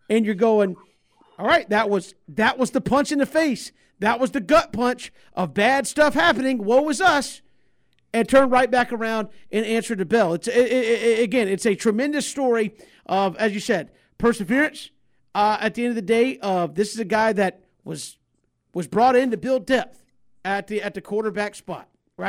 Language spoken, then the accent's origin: English; Valdosta, Georgia, United States; I'm from Valdosta. You're from like 100 miles up the road in Blackshear, and that's it.